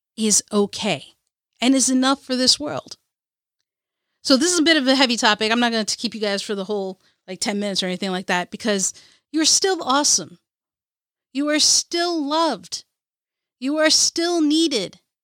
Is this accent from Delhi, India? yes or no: no; Kerala, India; As an Indian, as a Muley Alley from Ca, from Kerala, India